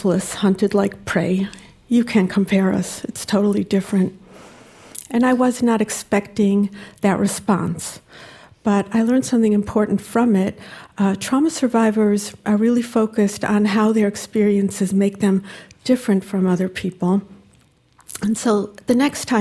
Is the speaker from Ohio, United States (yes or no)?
yes; Cleveland, Ohio, United States; I grew up in the Jewish community of Cleveland, Ohio